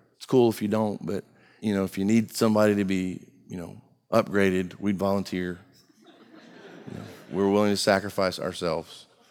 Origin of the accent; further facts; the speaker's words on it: United States; I was born in America